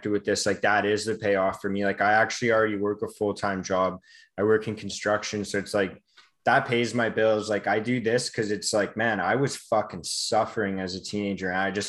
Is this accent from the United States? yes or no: no; Vancouver, British Columbia, Canada; I'm just from Vancouver, like in Canada. We had the Olympics back in 2010.